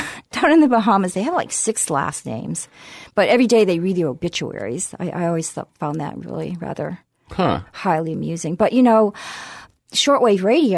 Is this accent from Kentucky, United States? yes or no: no; Stuart, Florida, United States; I grew up in Stuart, Florida